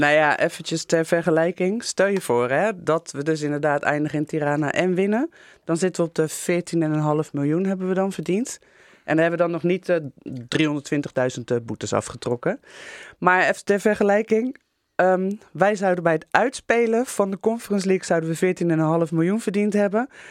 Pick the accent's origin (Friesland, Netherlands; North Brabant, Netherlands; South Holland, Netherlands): South Holland, Netherlands; Rotterdam; we als Rotterdammers